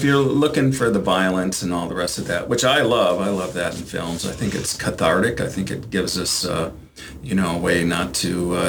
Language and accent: English; Chautauqua County, New York, United States; I'm from Chautauqua County